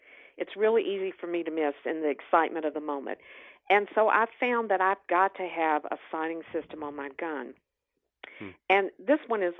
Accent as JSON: {"language": "English", "region": "North Carolina", "country": "United States", "tie": "born or raised there", "said": "growing up in North Carolina, my family visited the mountains every year."}